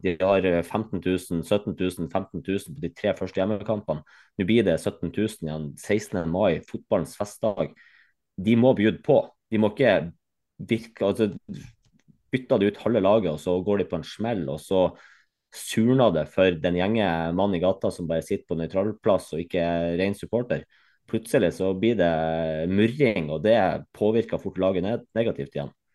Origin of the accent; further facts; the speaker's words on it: Bodø, Nordland, Norway; Som bodøværing